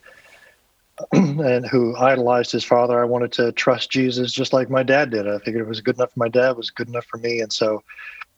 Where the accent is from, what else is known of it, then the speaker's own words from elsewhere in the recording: Indianapolis, Indiana, United States; I grew up on the east side of Indianapolis